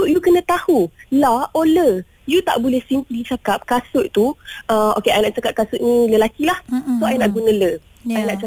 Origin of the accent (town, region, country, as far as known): Malaysia